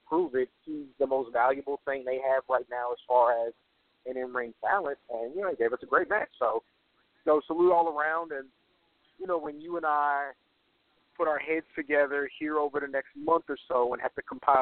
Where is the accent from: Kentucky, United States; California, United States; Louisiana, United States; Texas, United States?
Texas, United States; San Antonio; I grew up in San Antonio.